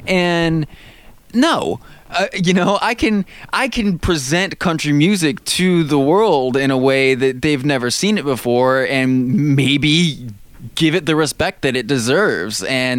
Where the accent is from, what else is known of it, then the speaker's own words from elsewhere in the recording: Michigan, United States; born there; I was born in Michigan.